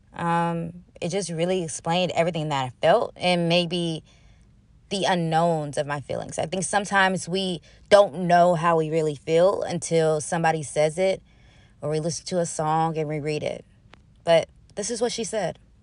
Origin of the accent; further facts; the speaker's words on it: Huntsville, Alabama, United States; my hometown, the two five six Huntsville, Alabama